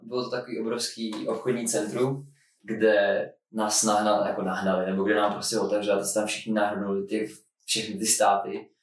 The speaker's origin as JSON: {"language": "Czech", "country": "Czechia", "said": "jako Čech"}